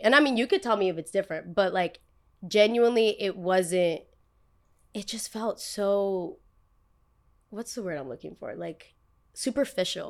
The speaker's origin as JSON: {"language": "English", "country": "United States", "also_born_or_lived": "Los Angeles", "said": "back where I'm from, everybody born and raised in Jersey, born and raised in New York"}